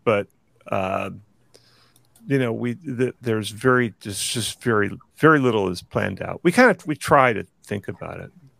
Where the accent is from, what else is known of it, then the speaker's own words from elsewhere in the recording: Texas, United States; I'm from Texas